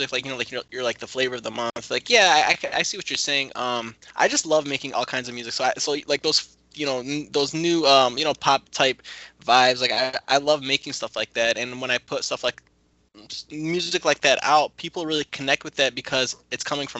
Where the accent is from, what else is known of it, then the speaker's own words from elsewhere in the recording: Grand Blanc, Michigan, United States; also born or lived in Detroit; I'm actually from Grand Blanc